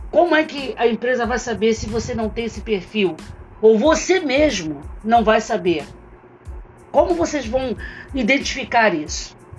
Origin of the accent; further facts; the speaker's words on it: Brazil; nós, enquanto brasileiros